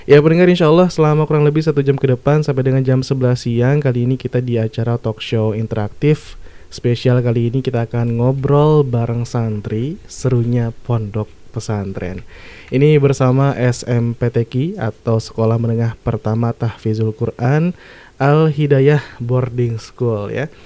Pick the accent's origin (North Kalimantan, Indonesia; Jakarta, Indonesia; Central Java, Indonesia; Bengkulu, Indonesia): Bengkulu, Indonesia; Mukomuko; Uh, saya dari Bengkulu, Muko-Muko.